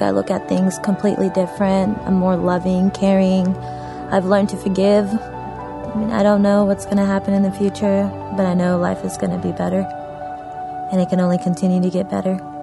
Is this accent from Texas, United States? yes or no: yes; Texas, United States; also born or lived in Kabul, Afghanistan / India; I'm originally from Afghanistan. I was born there, uh, born in Kabul, Afghanistan, moved out of there when I was 18 months old, lived in India for about five years, and moved down to Texas after